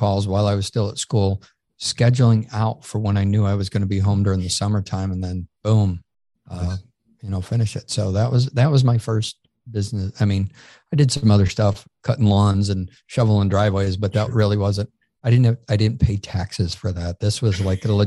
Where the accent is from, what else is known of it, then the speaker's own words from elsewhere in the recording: Syracuse, New York, United States; now in Peachtree City, United States; I grew up in Syracuse, New York.